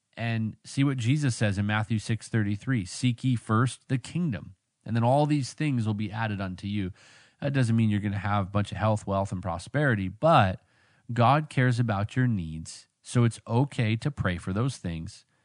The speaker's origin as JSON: {"language": "English", "town": "Vancouver", "region": "British Columbia", "country": "Canada", "tie": "born or raised there", "moved": "yes", "said": "I grew up out there in Vancouver"}